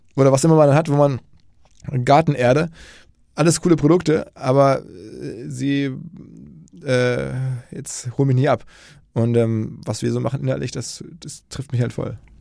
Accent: Essen, North Rhine-Westphalia, Germany; moved away as an adult; also born or lived in New York, United States; ich komme erstmal äh, geografisch aus dem Ruhrgebiet, aus Essen

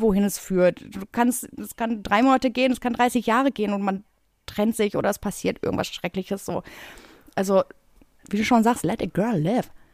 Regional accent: Bottrop, North Rhine-Westphalia, Germany; now in Berlin, Germany; ich komme aus Bottrop

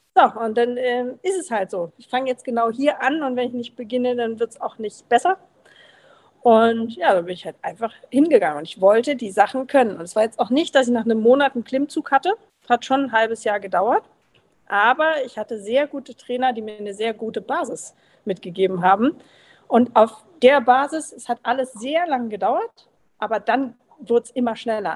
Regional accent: Berlin, Germany; moved away; Ich komme ursprünglich aus Berlin

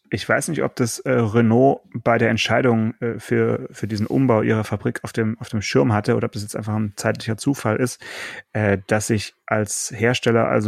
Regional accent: Russia; Ich bin Russe, deswegen kann ich das nicht aussprechen.

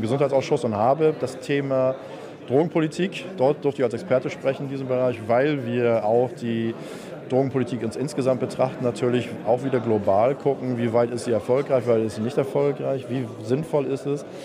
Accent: Germany; bei uns in Deutschland

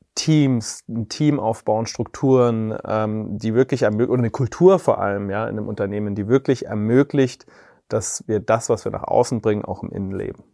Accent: Reichersbeuern, Bavaria, Germany; ich bin bei dort in Reichersbeuern aufgewachsen

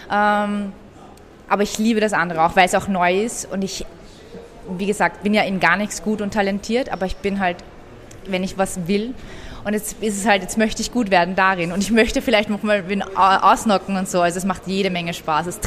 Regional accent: Austria; dort wird man nicht als ähm, Österreicher akzeptiert und im Iran wirst du nie als äh, Iraner akzeptiert, weil du hast ja diesen europäischen Akzent und bist ja aus Europa

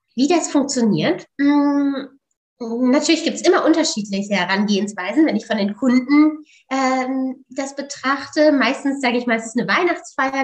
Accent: Osnabrück, Lower Saxony, Germany; moved away as an adult; also born or lived in Netherlands; Ich komme aus Niedersachsen, aus Osnabrück

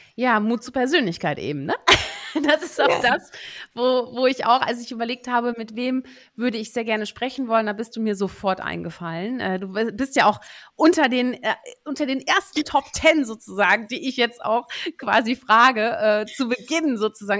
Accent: Netherlands; wir haben ja beide unsere Heimat in den Niederlanden

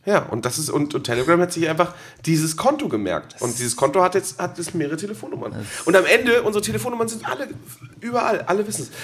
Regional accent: Geesthacht, Schleswig-Holstein, Germany; ich komme ja aus der Stadt. Aus meiner Heimatstadt kommt die Diddlemaus

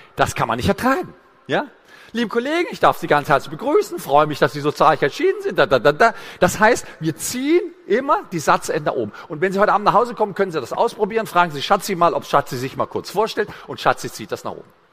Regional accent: Gräfelfing, Bavaria, Germany; Ich komme aus Gräfelfingen. Das ist ein Vorort von München.

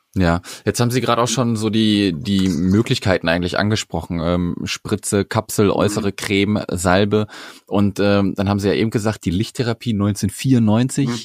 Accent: Sauerland, North Rhine-Westphalia, Germany; ich komme aus dem Sauerland und mein Rheumato, also ich bin am Rande mhm. des Sauerlands

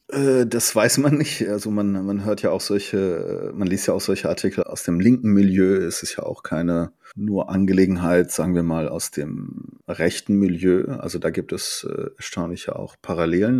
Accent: Germany; also born or lived in Tabriz, Iran / Ahvaz, Khuzestan, Iran; Ich bin gebürtiger Iraner, bin aber hauptsächlich in Deutschland aufgewachsen

